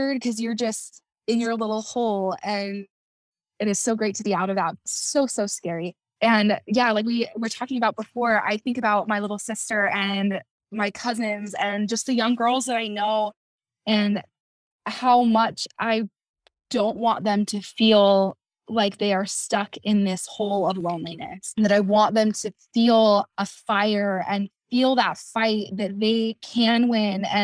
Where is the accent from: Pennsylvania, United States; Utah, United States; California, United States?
Utah, United States; Kaysville; I'm from Kaysville, Utah